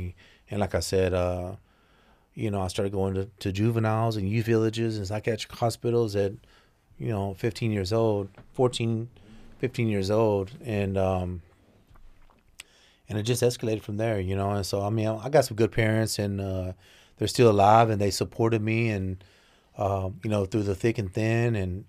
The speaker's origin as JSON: {"language": "English", "town": "Mesquite", "region": "Texas", "country": "United States", "tie": "born or raised there", "said": "But it was right on the edge of Southeast Dallas, Pleasant Grove area"}